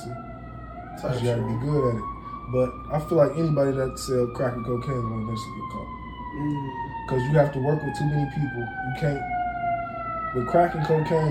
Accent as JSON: {"language": "English", "town": "Chicago", "region": "Illinois", "country": "United States", "tie": "born or raised there", "said": "we're from Illinois, Chicago"}